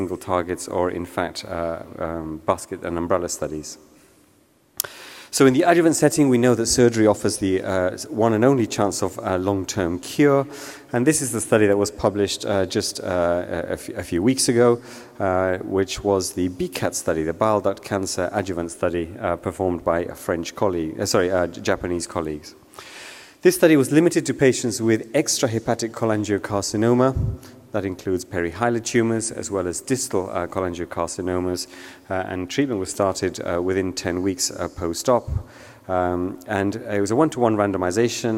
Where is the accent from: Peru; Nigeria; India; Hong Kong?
Peru; now in United Kingdom; I'm from Peru